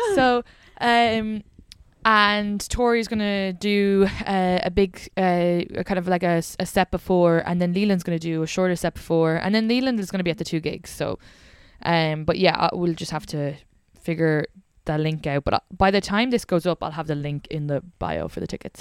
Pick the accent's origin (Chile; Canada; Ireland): Ireland; moved away; I'm from the Republic of Ireland